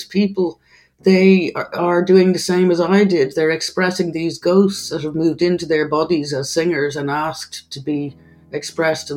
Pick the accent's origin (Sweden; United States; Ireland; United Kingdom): Ireland; accent: Irish; an Irish singer